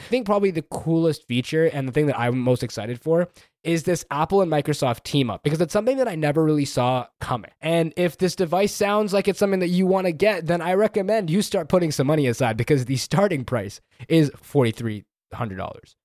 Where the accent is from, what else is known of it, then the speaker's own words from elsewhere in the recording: Canada; I'm Canadian